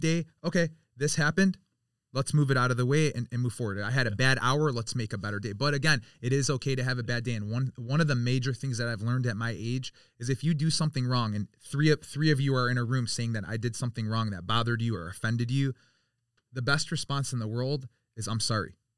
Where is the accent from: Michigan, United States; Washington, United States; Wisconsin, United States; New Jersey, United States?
Michigan, United States; Birmingham; I grew up in Birmingham, so I was around a lot of different um a lot of different cultures